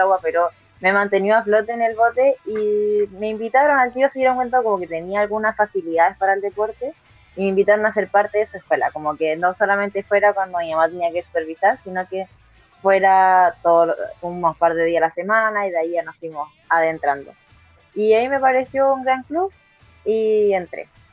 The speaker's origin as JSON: {"language": "Spanish", "town": "Concepción", "region": "Biobío", "country": "Chile", "said": "yo soy de Concepción"}